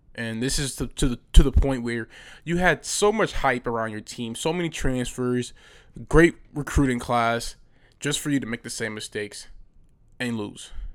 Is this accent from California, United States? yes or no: yes; Bay Area, California, United States; I live in the Bay Area. I'm from the Bay Area